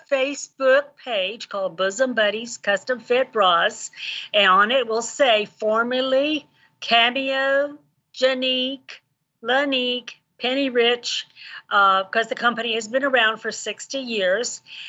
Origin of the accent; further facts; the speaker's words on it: Kenya; Okay, well, I grew up in Kenya, East Africa, 20 miles away from Obama's grandmother.